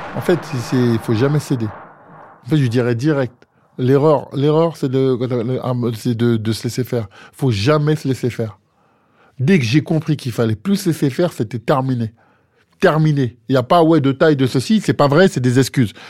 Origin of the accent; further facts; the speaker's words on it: France; je suis français